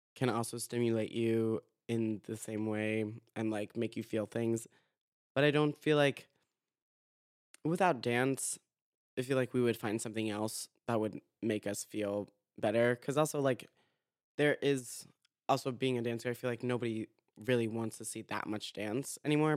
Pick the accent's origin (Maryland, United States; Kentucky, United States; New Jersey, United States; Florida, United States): Florida, United States; Boca Raton; I'm from Boca Raton, Florida